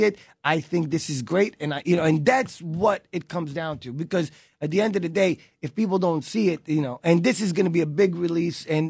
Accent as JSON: {"language": "English", "region": "New York", "country": "United States", "tie": "born or raised there", "also_born_or_lived": "Israel", "said": "raised in Brooklyn. When I was 9 years old, my family moved me here."}